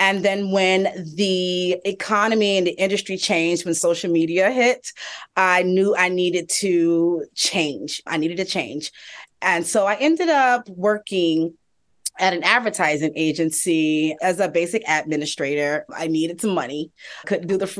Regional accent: Hampton, Virginia, United States; also born or lived in New York City; now in Atlanta, United States; I am originally from Hampton, Virginia, and I lived in New York City for about 16 years

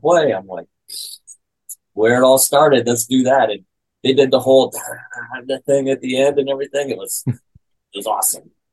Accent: South Dakota, United States; I grew up in South Dakota, so there's not much going on there, you know. And little kid from South Dakota

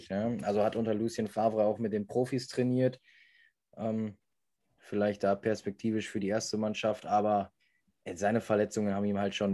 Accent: Remscheid, North Rhine-Westphalia, Germany; ich komme aus Remscheid

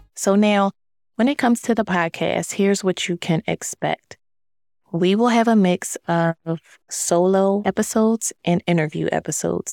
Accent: Philadelphia, Pennsylvania, United States; moved away as an adult; also born or lived in DMV (Washington, D.C. area); now in Washington, D.C. area, United States; I am originally from Philadelphia

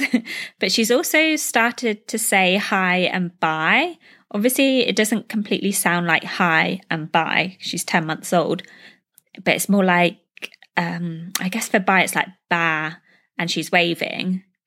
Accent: United Kingdom; moved away as an adult; now in Dubai, United Arab Emirates

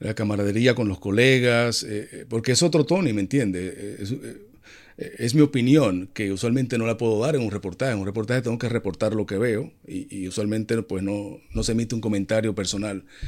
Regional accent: Dominican Republic; Vive en mi país, República Dominicana.

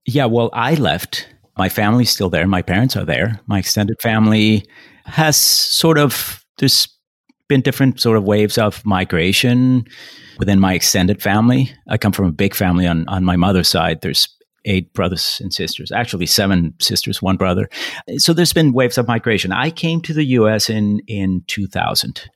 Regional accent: Bogota, Colombia; moved away; also born or lived in Paris / Taipei / Brooklyn; I was born in Bogota, Colombia. I grew up there

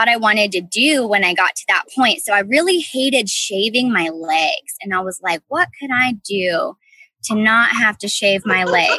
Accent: Midwest, United States; now in North Carolina, United States; I'm from the Midwest originally. I moved out to North Carolina, and that's really where my interest got piqued for beauty.

